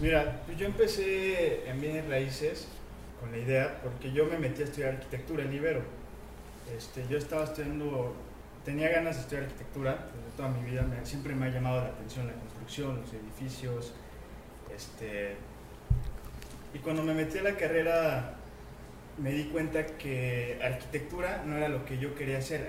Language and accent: Spanish; Cuernavaca, Morelos, Mexico; moved away; also born or lived in Mexico City; yo siempre quise empezar de donde soy, yo soy de Cuernavaca. Entonces, este, me regreso para Cuernavaca